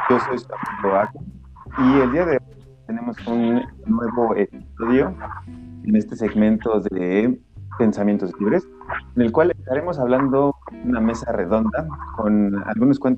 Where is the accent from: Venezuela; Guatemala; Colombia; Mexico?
Colombia; Bogotá; soy de, de Bogotá, Colombia.